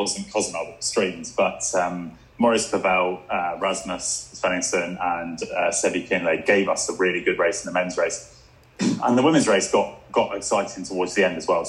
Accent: England, United Kingdom; I'm English.

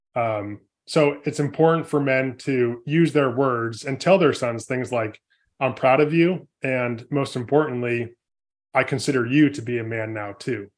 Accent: California, United States; born and raised in California, I come from a family of four boys

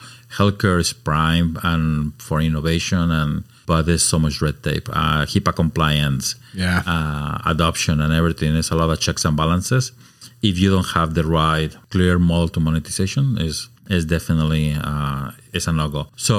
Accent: Mexico City, Mexico; moved away as an adult; now in Oregon, United States; Born and raised in Mexico City. I spent my life in a very cosmopolitan, beautiful city. Moved to Oregon about 26.

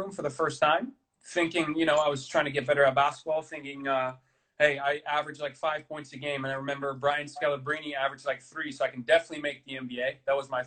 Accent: Amsterdam, North Holland, Netherlands; I'm from Amsterdam

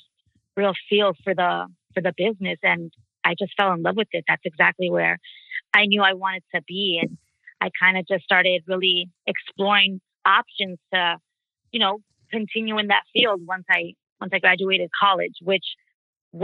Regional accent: Los Angeles, California, United States; also born or lived in San Diego; I'm originally from East LA, that's in Los Angeles. I grew up there

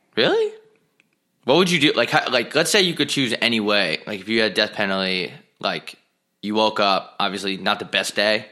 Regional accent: Long Island, New York, United States; I'm from Long Island.

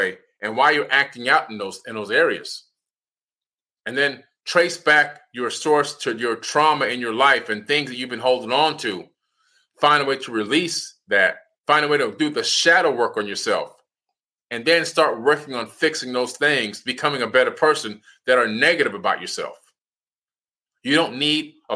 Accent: Opa-locka, Florida, United States; I'm from Miami, Florida, in a city named Opa-locka, and I'm a black man

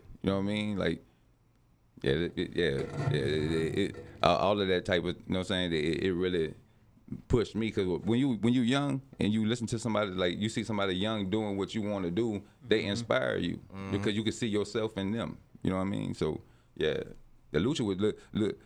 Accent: New Orleans, Louisiana, United States; I'm from New Orleans

